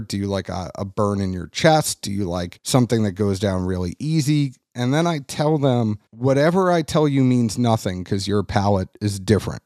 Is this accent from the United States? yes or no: yes; New England, United States; moved away as an adult; also born or lived in Kentucky; I am from New England and I transferred to Kentucky